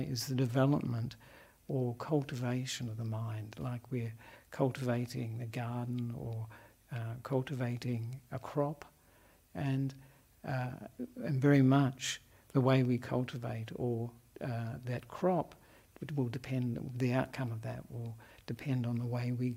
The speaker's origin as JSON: {"language": "English", "country": "Australia", "also_born_or_lived": "Melbourne, Australia", "moved": "as an adult", "lives_now": "Sri Lanka", "said": "I'm an Australian monk"}